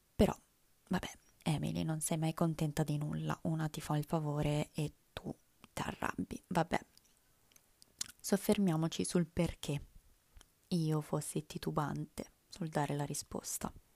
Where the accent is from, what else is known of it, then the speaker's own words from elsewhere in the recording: Italy; first language Italian; L'italiano è la mia lingua madre